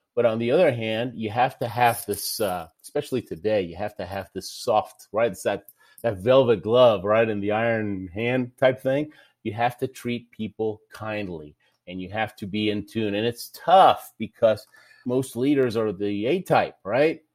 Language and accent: English; Houston, Texas, United States; also born or lived in Argentina; I lived in Houston, Texas most of my life. I was born in Argentina